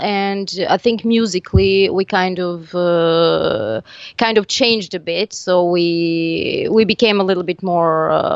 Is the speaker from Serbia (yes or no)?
yes; Serbia; first language Serbian; English is a second language; now in Tunisia; I am from Serbia, but currently I live in Tunisia